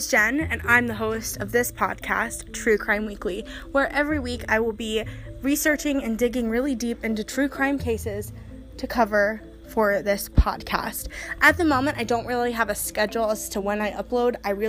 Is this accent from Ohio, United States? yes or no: yes; Ohio, United States; I'm native to Ohio. For those of you listeners who don't know, I am from Ohio.